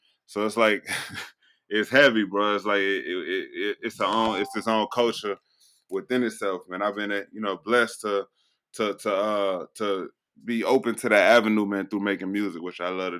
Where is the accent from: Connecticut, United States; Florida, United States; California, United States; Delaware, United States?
Florida, United States; Miami; I'm from Miami